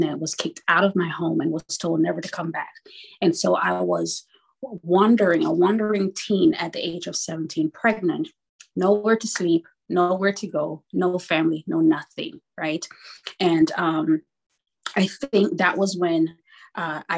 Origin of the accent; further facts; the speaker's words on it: Kingston, Jamaica; moved away; born in Kingston, Jamaica in the 70s